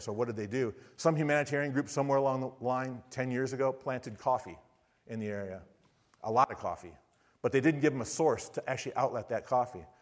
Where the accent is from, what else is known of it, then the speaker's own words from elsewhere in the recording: Michigan, United States; moved away as an adult; also born or lived in Sarasota, Florida / Siberia, Russia; now in Florida, United States; I'm from Michigan